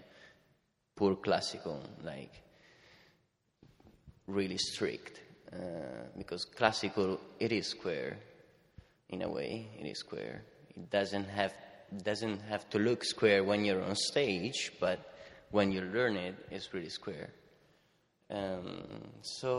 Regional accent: Italy; I'm from Italy

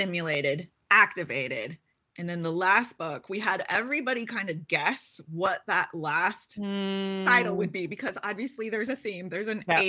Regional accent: Seattle, Washington, United States; moved away as an adult; also born or lived in China / Middle East / Finland; Born and raised in Seattle, also lived abroad for 20 years, lived in China for many years

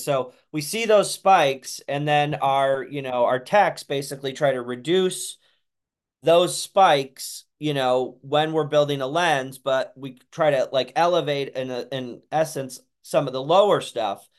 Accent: Santa Cruz, California, United States; we're from Santa Cruz, California

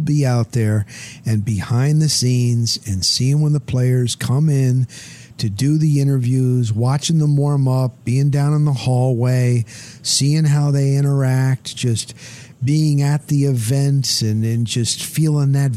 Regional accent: New Jersey, United States; also born or lived in Denver, Colorado; now in Tampa, United States; when I was growing up in New Jersey, it was Mets Yankees

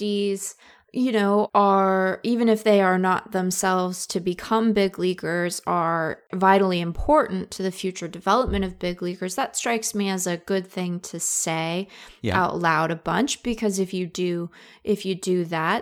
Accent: the Northwest, Pacific Northwest, United States; I'm from the Northwest

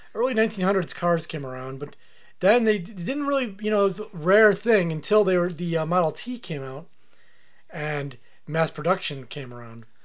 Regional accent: United States; it's my right as an American

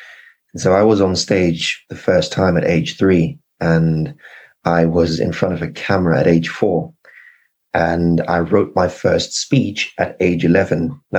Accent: Zimbabwe; accent: British; also born or lived in United Kingdom; was born in the UK, but I've got mixed ancestry. My father is Nigerian. My mother is Zimbabwean. I grew up in Zimbabwe, but I had a long, complicated Nigerian name and a British accent.

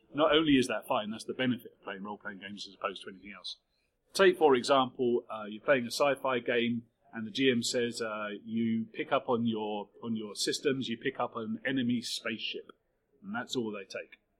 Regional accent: United Kingdom; we're largely British people

